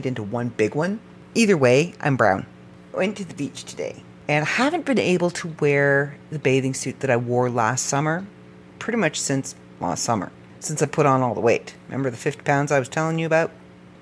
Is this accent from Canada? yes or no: yes; Canada; I am first-generation Canadian on his side